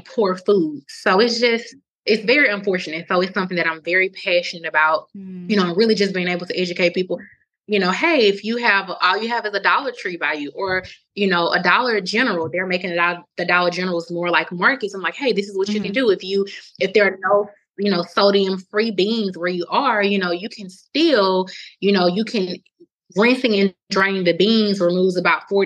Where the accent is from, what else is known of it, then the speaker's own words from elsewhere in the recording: Mobile, Alabama, United States; moved away as an adult; also born or lived in St. Joseph, Missouri; I'm from Alabama, Mobile